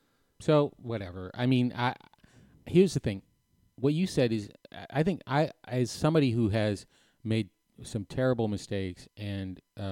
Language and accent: English; Canada; I am French Canadian, so sometimes it takes a long time to find my car keys